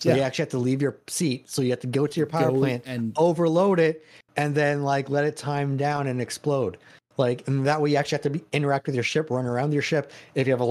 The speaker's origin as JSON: {"language": "English", "country": "Canada", "said": "I'm Canadian, not American."}